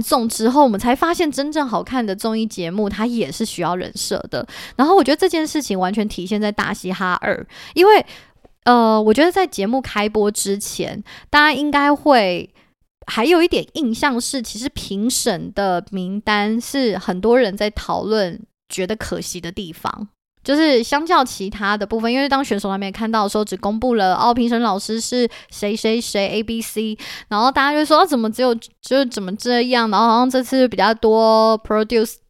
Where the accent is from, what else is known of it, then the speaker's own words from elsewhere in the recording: Taipei, Taiwan; 对，我觉得身为台北人很有共鸣